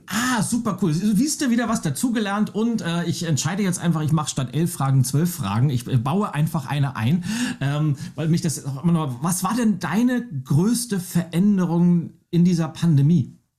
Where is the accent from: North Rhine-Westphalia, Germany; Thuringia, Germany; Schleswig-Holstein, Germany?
Schleswig-Holstein, Germany; Lübeck; ich bin ja in, in Lübeck aufgewachsen